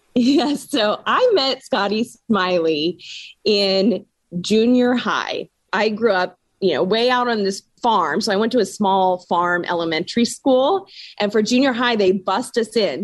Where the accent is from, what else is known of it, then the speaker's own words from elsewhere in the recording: Washington, United States; I was born and raised in Washington State, so I absolutely love this state